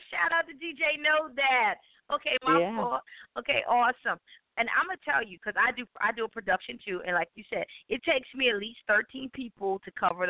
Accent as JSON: {"language": "English", "town": "Wilmington", "region": "Delaware", "country": "United States", "tie": "born or raised there", "said": "because it's my hometown, of course, in Wilmington, Delaware."}